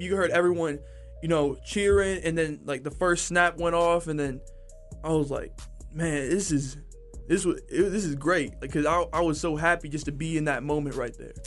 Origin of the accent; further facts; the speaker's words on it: Texas, United States; growing up in Texas